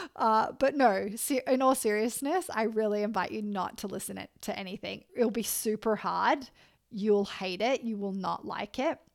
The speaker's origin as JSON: {"language": "English", "country": "Australia", "moved": "yes", "said": "I'm Australian"}